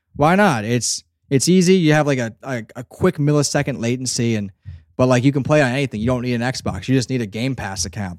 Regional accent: Northeast, United States; I, I'm from the Northeast too

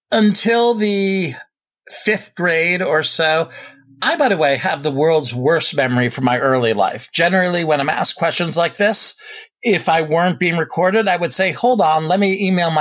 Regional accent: Connecticut, United States; also born or lived in Flushing, Queens, New York / Saskatchewan, Canada; We actually lived in Canada for a little while, Saskatchewan. There was so much snow. And then most of my formative years were actually spent in Connecticut. My parents decided that they wanted to raise me and my sister outside of the city.

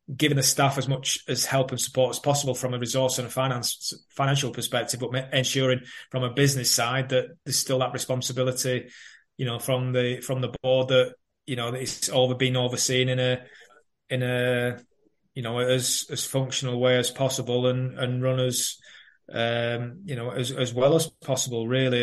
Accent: Burnley, North West England, United Kingdom; moved away; also born or lived in Manchester / Reading; my hometown Burnley

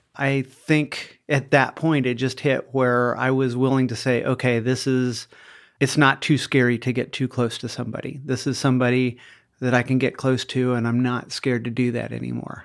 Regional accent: Iowa, United States; when I was a child growing up in Iowa

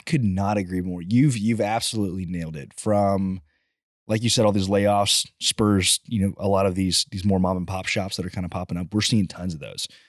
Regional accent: College Station, Texas, United States; I grew up in College Station and had no exposure to oil growing up whatsoever.

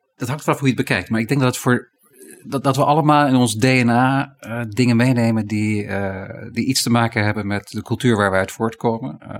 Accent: Netherlands; wij Nederlanders

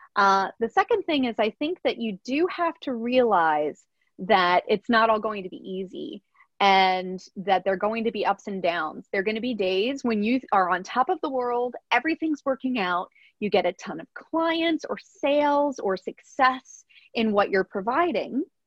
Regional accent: Pennsylvania, United States; I grew up in a very rural part of Pennsylvania and in a small town

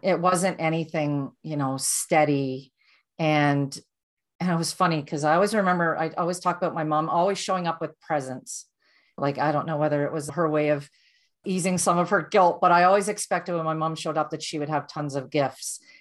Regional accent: Durham, Ontario, Canada; I was born and raised in Ontario, and I grew up in a small town called Durham, and it's not Durham region, it's the town of Durham.

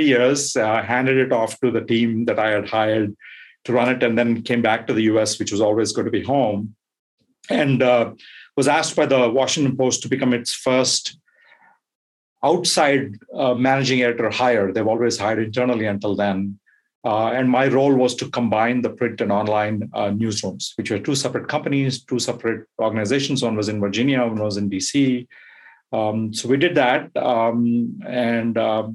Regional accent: India; moved away as an adult; also born or lived in Bloomington, Indiana, United States / Dayton, Ohio, United States / Manhattan, New York, United States / Brussels, Belgium; As you can tell from my accent and from my name, I am from India. I spent the first 20 years of my life there and then moved to the U.S.

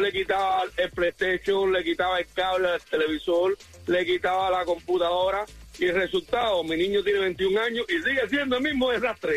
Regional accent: Cuba; yo soy cubana.

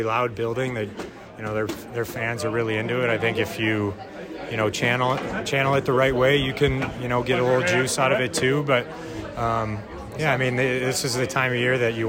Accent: Detroit area, Michigan, United States; I'm not from Detroit either, but I just say that I'm from Detroit.

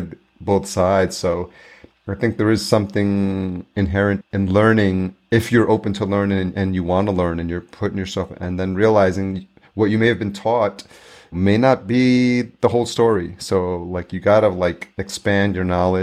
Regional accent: El Salvador; moved away; also born or lived in Atlanta; I'm Latino, I was born in El Salvador, so immigrant parents

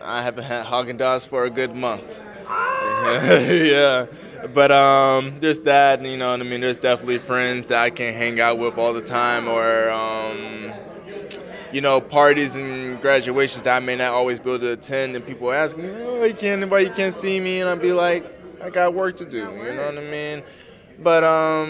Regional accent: the South, United States; I'm from the South

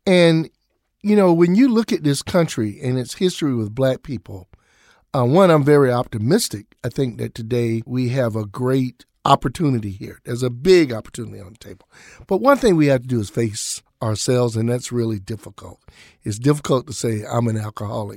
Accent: Jacksonville, Florida, United States; also born or lived in Atlanta, Georgia; now in Minneapolis, United States; my hometown of Jacksonville, Florida

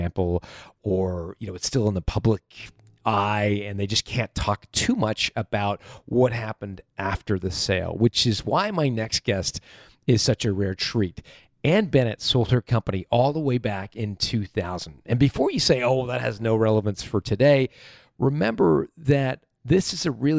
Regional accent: Canada; I'm from Canada.

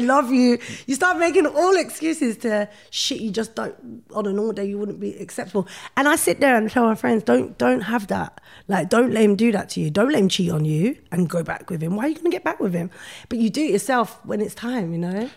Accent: London, United Kingdom; I grew up in Brixton

